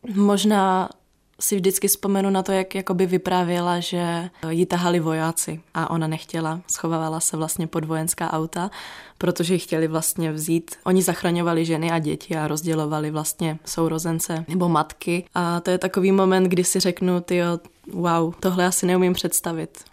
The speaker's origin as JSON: {"language": "Czech", "town": "Ostrava", "region": "Moravian-Silesian Region", "country": "Czechia", "tie": "born or raised there", "said": "jsem tady vyrostla"}